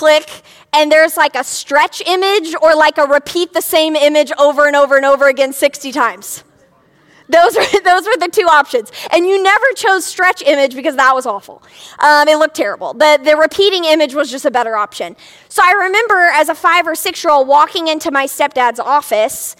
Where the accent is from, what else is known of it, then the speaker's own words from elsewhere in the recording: a city right outside of Cincinnati, Ohio, United States; I grew up in a city right outside of Cincinnati, Ohio.